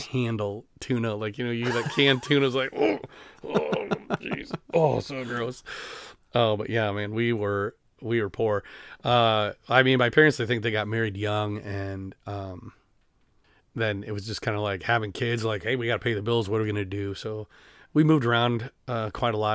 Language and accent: English; Denver, Iowa, United States; also born or lived in Sumner, Iowa / Vinton, Iowa; I am from Denver